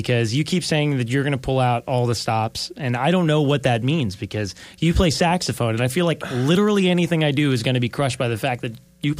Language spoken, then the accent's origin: English; New York, United States; where I was born in New York